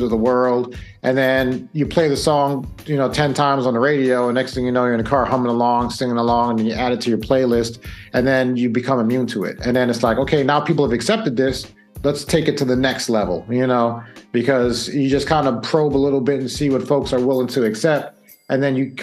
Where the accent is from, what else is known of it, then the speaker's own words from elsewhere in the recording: New York, United States; growing up in New York